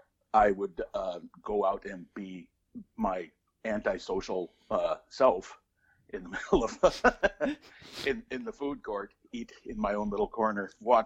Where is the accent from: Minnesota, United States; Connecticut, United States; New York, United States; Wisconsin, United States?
Minnesota, United States; Minneapolis; I grew up in the Twin Cities metro area, so I had like, 30 malls within a bus trip away.